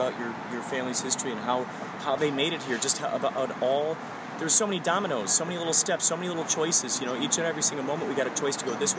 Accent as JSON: {"language": "English", "town": "Chicago", "region": "Illinois", "country": "United States", "moved": "yes", "lives_now": "Los Angeles, United States", "said": "Originally Chicago."}